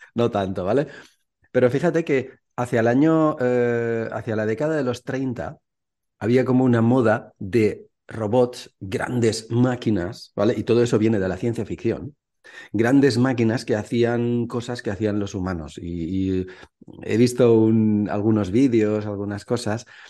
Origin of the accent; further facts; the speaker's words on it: Valencia, Valencian Community, Spain; moved away as an adult; also born or lived in Mallorca / Barcelona; now in Czech Republic; soy de Valencia, vivo en la República Checa porque mi mujer es checa.